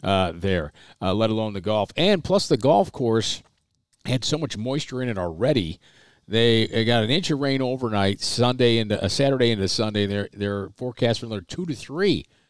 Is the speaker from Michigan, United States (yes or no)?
no; Waterloo, New York, United States; growing up in Waterloo, New York